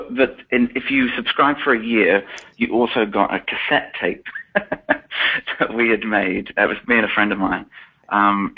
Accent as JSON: {"language": "English", "town": "Milton Keynes", "region": "South East England", "country": "United Kingdom", "tie": "born or raised there", "said": "I'm British. I grew up in a town called Milton Keynes, which is just north of London, about half an hour outside of London."}